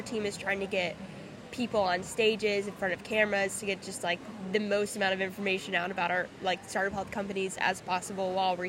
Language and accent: English; New York, United States; Yeah, I mean, I'm from New York.